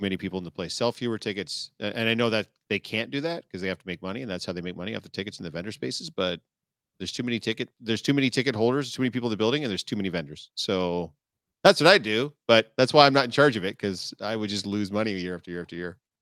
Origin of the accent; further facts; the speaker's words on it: Canada; I'm Canadian born